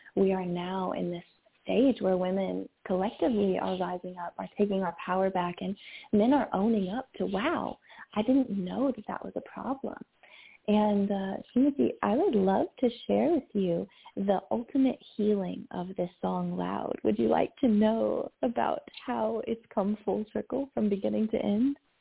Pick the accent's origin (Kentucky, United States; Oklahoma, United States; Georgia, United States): Kentucky, United States; I grew up in Kentucky in the South